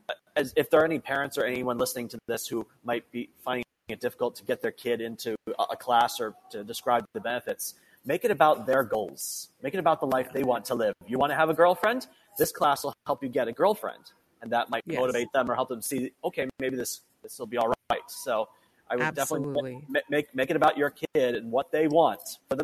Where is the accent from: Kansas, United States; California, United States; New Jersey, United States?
California, United States; Santa Clarita; my hometown of Santa Clarita